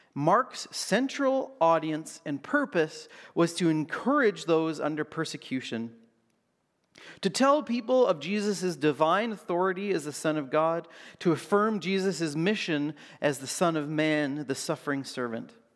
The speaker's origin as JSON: {"language": "English", "country": "Canada", "said": "as a Canadian"}